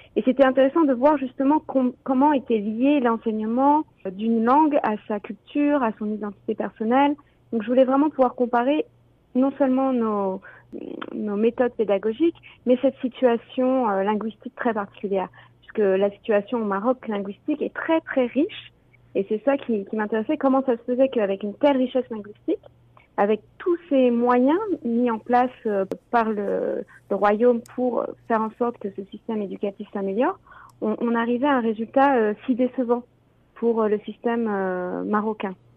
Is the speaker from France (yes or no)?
yes; France; also born or lived in Ontario; now in Canada; je suis française, donc je viens de France